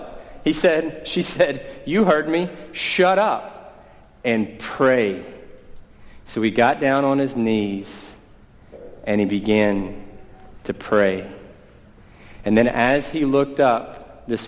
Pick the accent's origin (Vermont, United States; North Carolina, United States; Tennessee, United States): Tennessee, United States; East; now in Washington, D.C., United States; I grew up in East Tennessee